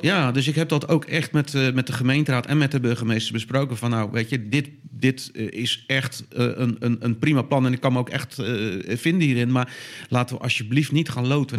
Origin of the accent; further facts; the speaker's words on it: Dordrecht, South Holland, Netherlands; in Dordrecht, waar ik vandaan kom